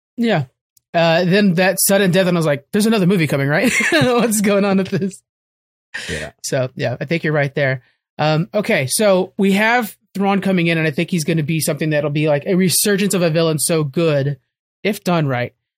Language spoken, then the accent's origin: English; United States; as an American